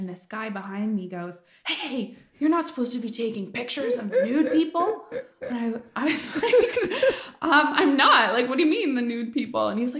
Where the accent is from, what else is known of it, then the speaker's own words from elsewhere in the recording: Calgary, Alberta, Canada; Yeah, I grew up in Calgary. I kind of grew up everywhere, but mostly in Calgary. That's where my dad lives and most of my family. And then I have family in the States.